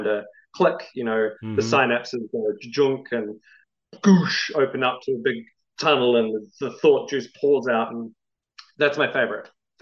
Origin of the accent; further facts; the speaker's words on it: New Zealand; also born or lived in Melbourne, Australia; now in Queensland, Australia; growing up in New Zealand, being in the comics scene there, very vibrant